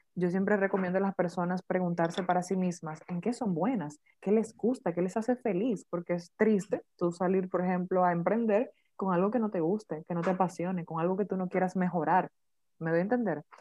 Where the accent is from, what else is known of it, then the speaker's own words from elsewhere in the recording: Dominican Republic; como típico padre dominicano